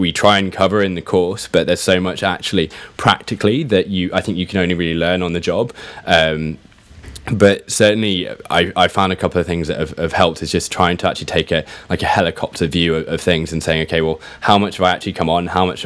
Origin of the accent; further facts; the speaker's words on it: Shropshire, just outside of Shrewsbury, West Midlands, United Kingdom; moved away as an adult; also born or lived in London; I grew up in Shropshire, just outside of Shrewsbury.